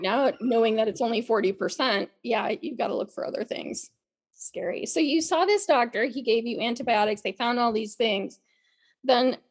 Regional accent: Midwest, United States; growing up in the Midwest

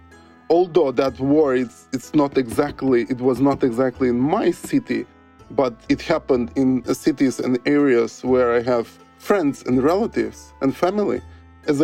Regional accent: Skopje, North Macedonia; also born or lived in Kavadarci, North Macedonia; now in Norway; I lived in Skopje. Before Skopje, I lived in a small town in the middle of Macedonia called Kavadarci. And I moved to Skopje when I was 7 years old.

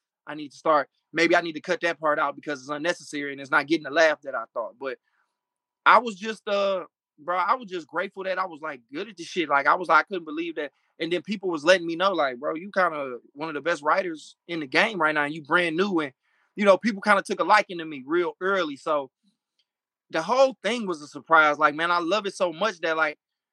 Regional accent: Michigan, United States; also born or lived in Florida; a guy that I grew up with named Clayton Thomas, who was a big comedian out in L.A. We went to high school together. Saw him at Wayne State University up here

